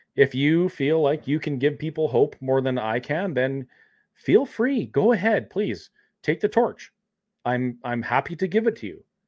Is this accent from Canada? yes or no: yes; Canada